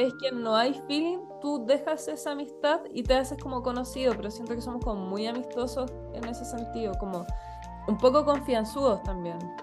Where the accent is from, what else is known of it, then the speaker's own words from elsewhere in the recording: Chile; now in Spain; nosotros que somos de Chile